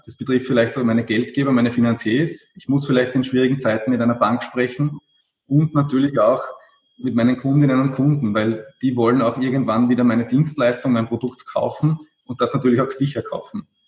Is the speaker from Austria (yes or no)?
yes; Austria; Also speziell bei uns in Österreich